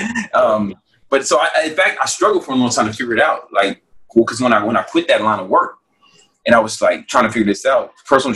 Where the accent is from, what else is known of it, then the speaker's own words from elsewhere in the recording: Chicago, Illinois, United States; I'm still from South Side of Chicago, right? You know, and that's the kind of environment I grew up